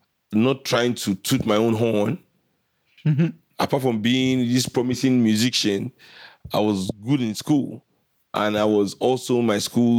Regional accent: Kolkata, West Bengal, India; because growing up in Calcutta, everybody was smoking

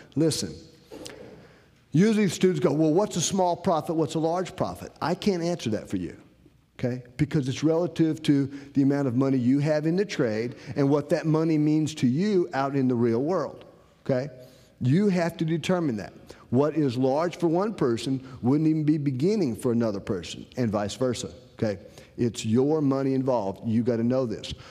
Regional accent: Rocky Mount, North Carolina, United States; I'm from Rocky Mountain, North Carolina.

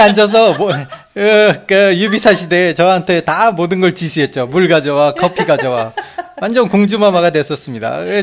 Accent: South Korea; now in Japan; 일본에 와서 저는 한국 사람이지만 일본에 와서 이제 앞으로 일본에 정착하길 정착할 예정이기 때문에

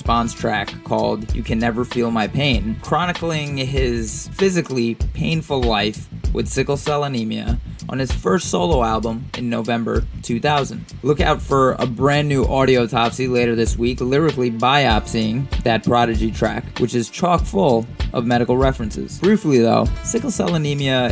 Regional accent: Queens and Long Island, New York, United States; I was a huge Mobb Deep fan growing up in Queens and Long Island

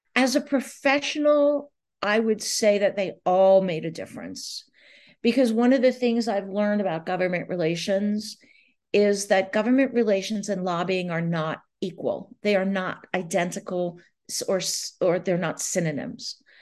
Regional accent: Long Island, New York, United States; I grew up on Long Island, the South Shore of Long Island

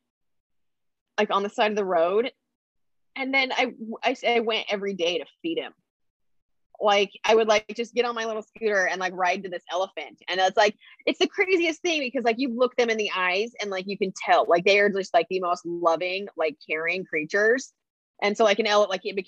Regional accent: Idaho, United States; I'm from Idaho. So like I grew up like camping and four wheeling and like hiking, being in the mountains

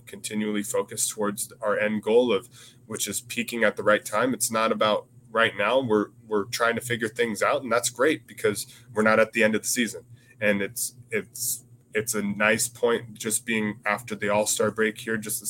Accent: Seattle, Washington, United States; now in Salem, United States; I'm from Seattle, born and raised in Seattle.

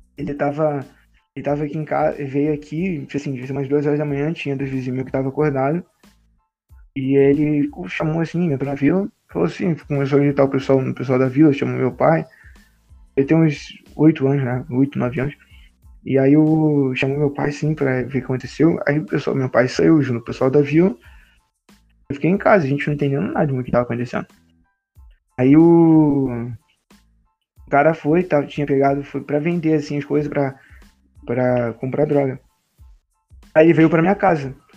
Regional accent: Rio de Janeiro, Brazil; eu sou carioca, mas eu conheço o Rio

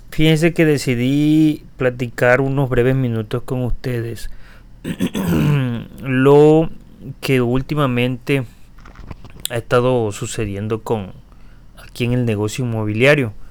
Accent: Tabasco, Mexico; accent: Tabasco; Y yo tal vez lo que tengo es muy pronunciado mi acento, que se lo agradezco a, a mi zona Tabasco. Y es algo que realmente no he podido evitar, no he podido corregir.

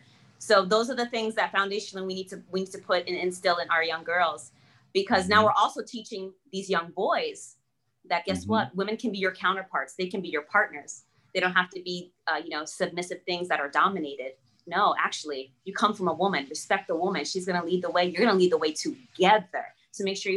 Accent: United States; English is a second language; I wasn't a very confident child growing up in the US. I didn't speak English

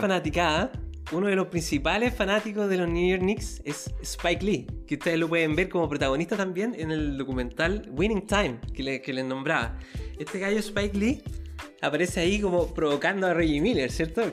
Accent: Chile; yo soy chileno

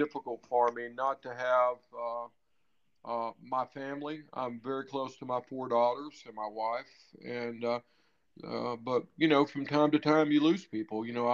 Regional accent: Mississippi, United States; also born or lived in Florida / New York / North Carolina / California; now in Nevada, United States; I grew up in Mississippi

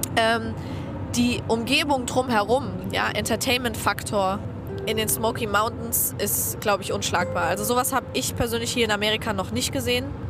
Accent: Germany; wir sind aus Deutschland

